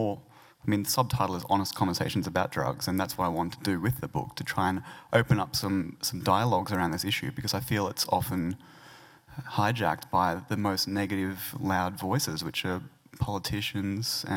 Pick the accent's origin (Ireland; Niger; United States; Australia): Australia; Bundaberg, Queensland; also born or lived in Brisbane; I grew up in Bundaberg